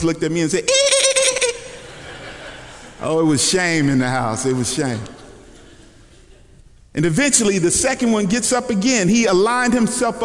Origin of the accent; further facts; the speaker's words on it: Kentucky, United States; moved away; also born or lived in Dallas, Texas; I was born in Kentucky